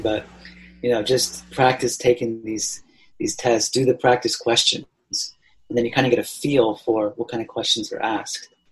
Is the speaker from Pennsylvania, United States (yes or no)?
yes; Allentown, Pennsylvania, United States; moved away as an adult; also born or lived in Tokyo, Japan / Australia; now in Japan; I grew up in uh, Allentown, Pennsylvania